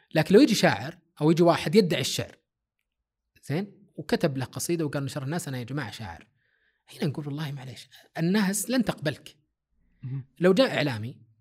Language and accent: Arabic; Saudi Arabia; هنا عندنا في السعوديه